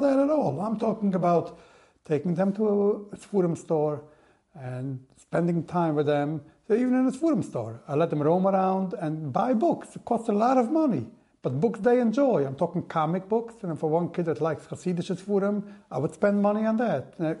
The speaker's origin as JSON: {"language": "English", "town": "Monsey", "region": "New York", "country": "United States", "tie": "born or raised there", "said": "I grew up in Vishnitz, in Mansi. I was born, raised over there"}